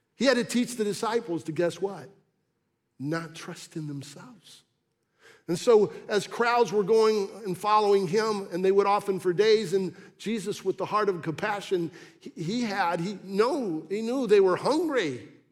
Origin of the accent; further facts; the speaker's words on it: Massachusetts, United States; When I was a little boy growing up in Massachusetts